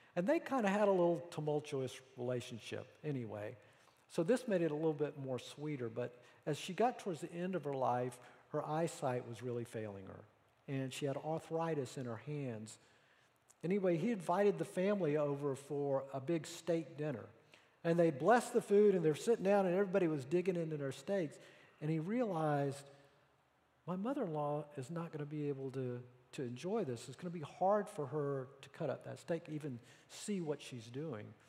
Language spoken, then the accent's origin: English; the Bible Belt, United States; I grew up in the Bible Belt